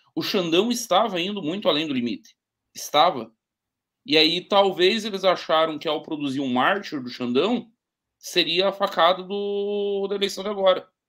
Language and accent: Portuguese; Caçador, Santa Catarina, Brazil; a minha cidade natal aqui é Caçador, fica lá no interior do estado